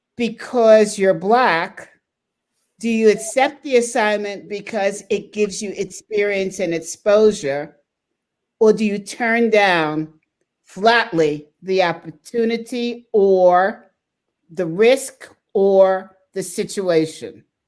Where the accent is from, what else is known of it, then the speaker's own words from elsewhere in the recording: United States; as Americans